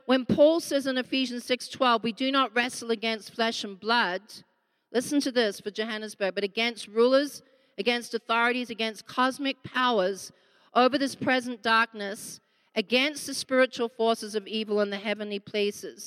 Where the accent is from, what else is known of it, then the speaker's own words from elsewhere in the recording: Australia; now in South Africa; I'm actually an Aussie living here, but married to this lamb